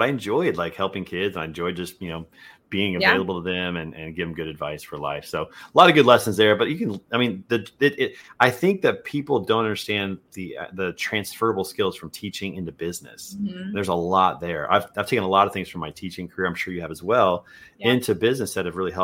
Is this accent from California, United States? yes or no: no; Kansas City, Missouri, United States; I grew up in Kansas City